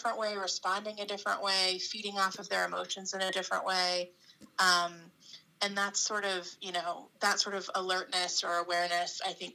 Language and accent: English; Florida, United States; where I grew up in Florida